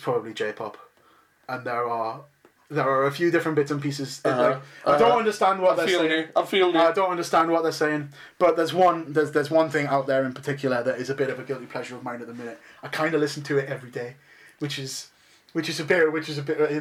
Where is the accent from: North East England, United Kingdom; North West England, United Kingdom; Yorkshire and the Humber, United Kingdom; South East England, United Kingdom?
North East England, United Kingdom; Newcastle upon Tyne; we're Geordie